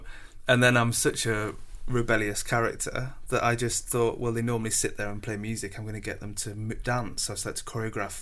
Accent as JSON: {"language": "English", "town": "Scarborough", "region": "Yorkshire and the Humber", "country": "United Kingdom", "tie": "born or raised there", "moved": "yes", "said": "growing up in Scarborough, it's a really wonderful place"}